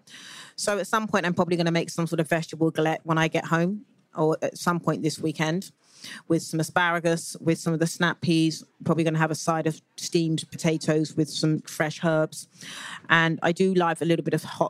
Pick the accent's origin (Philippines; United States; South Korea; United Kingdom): United Kingdom; moved away; as a Brit living, watching from the outside